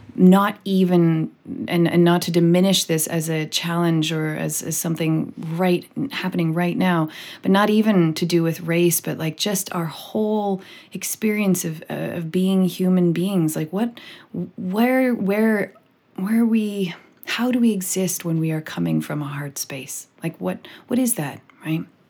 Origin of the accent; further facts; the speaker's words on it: British Columbia, Canada; I am a white person from Canada, born and raised in British Columbia